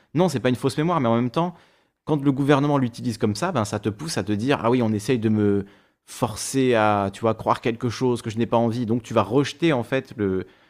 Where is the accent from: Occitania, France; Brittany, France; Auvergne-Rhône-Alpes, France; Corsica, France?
Corsica, France; j'ai grandi en Corse, euh, au primaire, au collège, au lycée